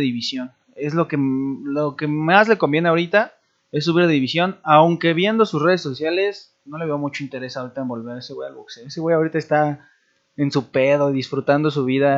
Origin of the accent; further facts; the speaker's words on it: Mexico; Como mexicana